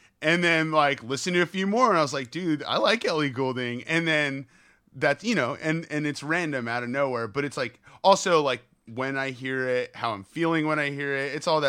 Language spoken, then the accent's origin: English; California, United States; I grew up like right outside of the Bay Area.